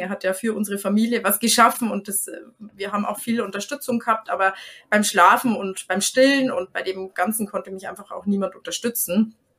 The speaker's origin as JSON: {"language": "German", "country": "Germany", "said": "bei uns in Deutschland"}